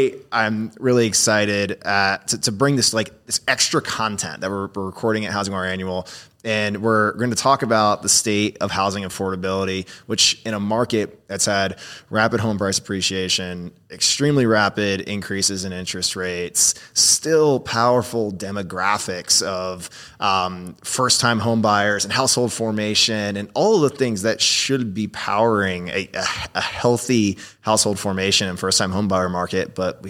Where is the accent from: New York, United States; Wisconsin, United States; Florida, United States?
Florida, United States; I grew up in Florida.